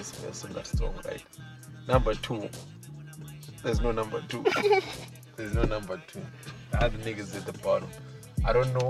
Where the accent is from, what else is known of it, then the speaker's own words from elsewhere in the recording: Bulawayo, Zimbabwe; I'm from Bulawayo. I'm a Zimbabwean at the end of the day.